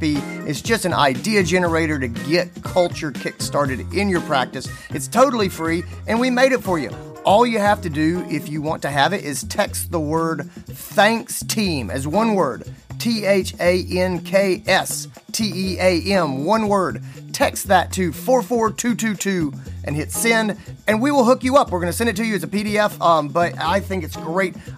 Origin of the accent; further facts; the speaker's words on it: Greenville, South Carolina, United States; Greenville, South Carolina, my hometown